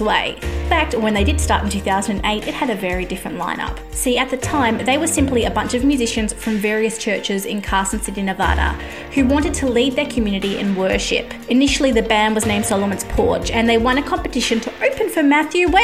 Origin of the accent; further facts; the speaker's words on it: Australia; I am an Aussie music journalist